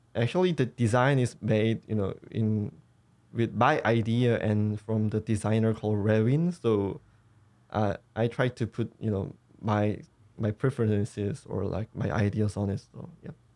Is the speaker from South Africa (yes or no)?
no; South Korea; I wasn't grown in a otaku-friendly society in here